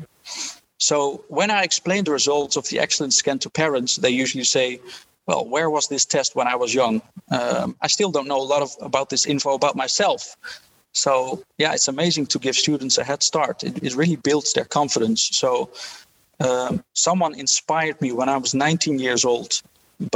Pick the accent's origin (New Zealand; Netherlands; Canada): Netherlands; Haarlem, North Holland; I grew up in Haarlem in the Netherlands in a relatively poor family in Dutch standards